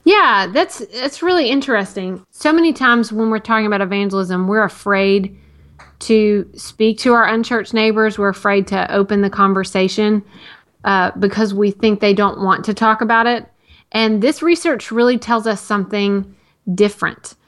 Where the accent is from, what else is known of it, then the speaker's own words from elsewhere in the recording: Tennessee, United States; growing up in Tennessee